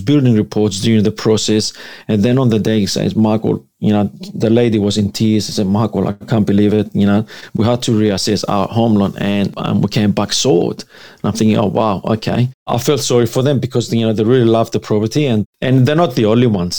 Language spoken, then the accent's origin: English; Greece; now in Sydney, Australia; I'm from Greece. Greek background. Both mom and dad, they're coming from Greece